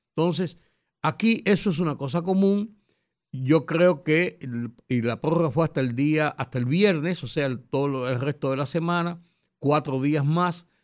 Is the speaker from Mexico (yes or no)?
no; Dominican Republic; como buenos dominicanos